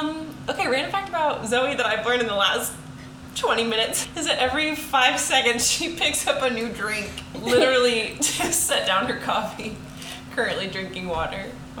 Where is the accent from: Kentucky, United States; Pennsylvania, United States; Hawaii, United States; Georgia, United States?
Georgia, United States; Snellville; I grew up in the suburbs of Atlanta in a great little city called Snellville. The tagline for Snellville is where everybody's somebody.